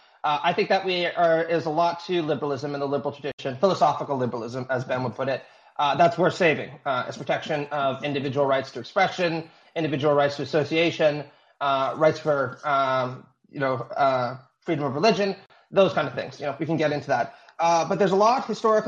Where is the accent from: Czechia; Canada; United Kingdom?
Canada; as a Canadian